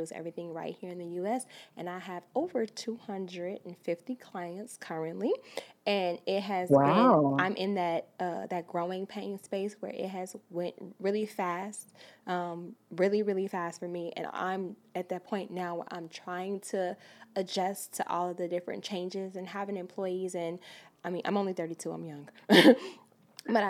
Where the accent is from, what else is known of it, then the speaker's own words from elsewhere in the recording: Chicago, Illinois, United States; moved away as an adult; also born or lived in Brooklyn, New York; now in New York, United States; I'm from Chicago, but of course I'm in New York now. I'm in Brooklyn